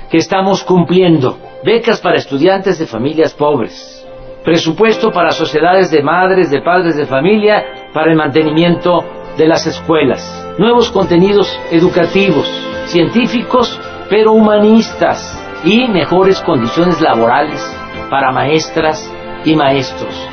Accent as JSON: {"language": "Spanish", "country": "Mexico", "said": "yo soy humanista mexicano. Yo me inspiro en la grandeza cultural de México."}